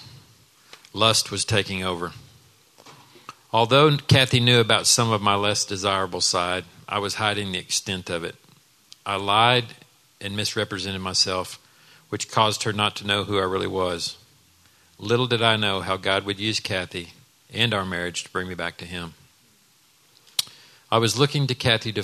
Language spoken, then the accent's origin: English; Dallas, Texas, United States; I grew up in Dallas in a home where we knew we were loved